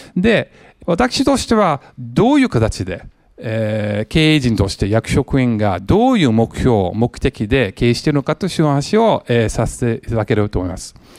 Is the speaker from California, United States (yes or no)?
yes; San Jose, California, United States; Japanese is a second language; moved away as an adult; also born or lived in Los Angeles, United States; now in Japan; アメリカ人なんですけども、えー、ロスの生まれ、えー、育ちはもうサンフェンシスコ近辺の、えー、サノゼ